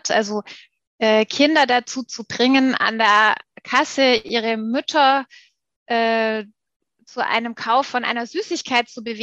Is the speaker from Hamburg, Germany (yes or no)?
no; Stuttgart, Baden-Württemberg, Germany; born or raised there; moved away as an adult; also born or lived in Munich / Augsburg